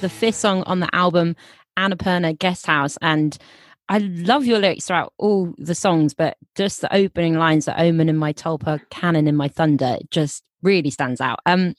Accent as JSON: {"language": "English", "town": "Minehead", "region": "South West England", "country": "United Kingdom", "said": "I'm from Minehead"}